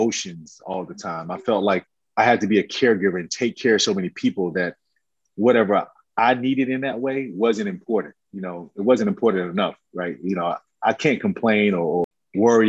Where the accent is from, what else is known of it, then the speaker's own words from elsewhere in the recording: Camden, South Carolina, United States; now in Atlanta, United States; I love growing up in Camden, South Carolina